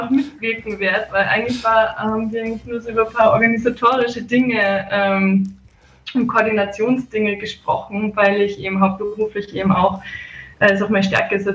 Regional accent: Salzburg, Austria; Also ich bin eigentlich gebürtige Salzburgerin.

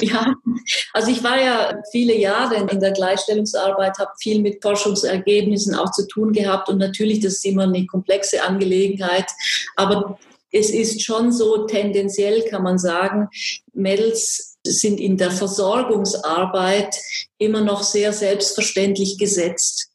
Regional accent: Graubünden, Switzerland; accent: Swiss; moved away as an adult; also born or lived in Swabia / Basel / Tübingen; now in Böblingen, Germany; Wie Sie an meiner Sprache hören, bin ich Schweizerin. Ich komme aus Graubünden in der Schweiz.

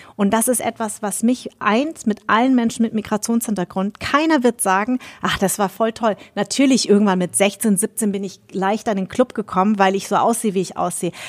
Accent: Munich, Bavaria, Germany; also born or lived in Darmstadt; ich bin ja in München groß geworden

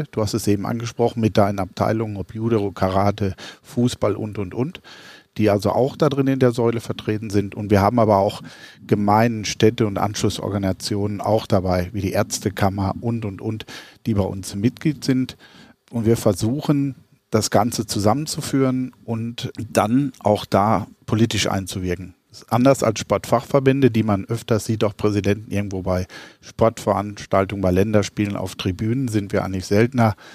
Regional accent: Arnsberg, North Rhine-Westphalia, Germany; born there; moved away as an adult; now in Middle Franconia, Germany; Also ich bin Jahrgang 1958, also nicht mehr der Jüngste, geboren in Arnsberg in Westfalen, falls die, die den mittelfränkischen Dialekt etwas äh, vermissen. Bin seit 1982 jetzt in Mittelfranken

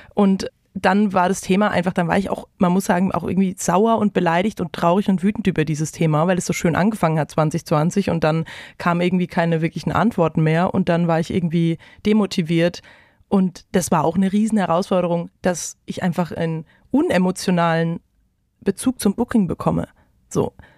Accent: Bretten, Baden-Württemberg, Germany; now in Mainz, Germany; Ich komme ursprünglich aus dem Badischen in, in der Nähe von Karlsruhe, Bretten

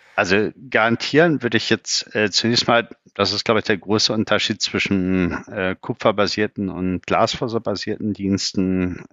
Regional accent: Bückeburg, Lower Saxony, Germany; geboren in Bückeburg

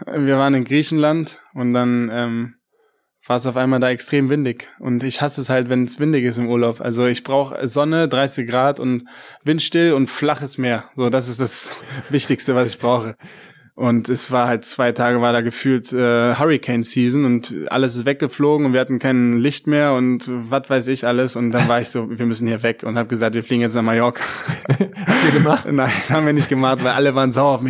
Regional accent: Germany; moved away as an adult; als Deutscher

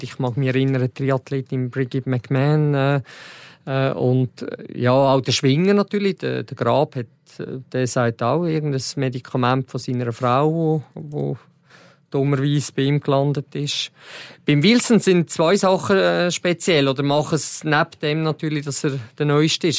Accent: Switzerland; als Schweizer

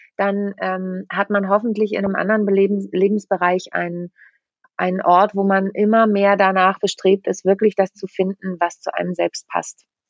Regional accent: Lüneburg Heath, Braunschweig area, Lower Saxony, Germany; moved away as an adult; also born or lived in Mannheim; now in Hamburg, Germany; ich bin ja auf dem Dorf groß geworden, äh, in der Lüneburger Südheide bin ich aufgewachsen

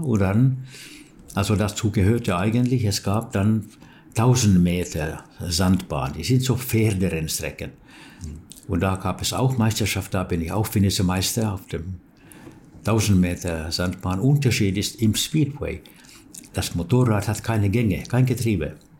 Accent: Turku, Southwest Finland, Finland; German is a second language; in Turku, wo ich wohnte und wo ich geboren bin

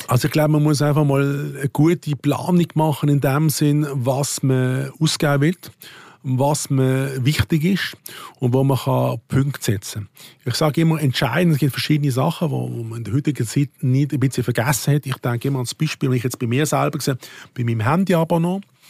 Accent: Switzerland; als Schweizer

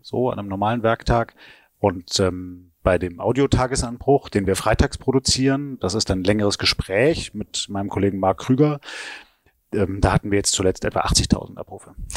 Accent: Stuttgart, Baden-Württemberg, Germany; moved away; also born or lived in Hamburg; Ich bin zwar in Stuttgart geboren, ja. aber meine Eltern kamen nicht von dort.

